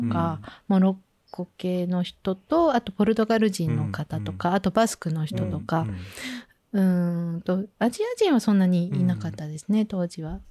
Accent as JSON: {"language": "Japanese", "region": "Tokyo", "country": "Japan", "tie": "born or raised there", "also_born_or_lived": "France / Bordeaux, France", "moved": "as an adult", "said": "でずっと東京で育ってたんで"}